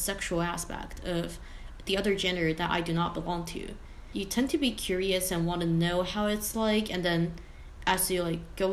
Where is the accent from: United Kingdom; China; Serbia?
China; Shanghai; moved away as an adult; also born or lived in Taiwan; now in United States; I was born in Taiwan and then grew up in Shanghai, China.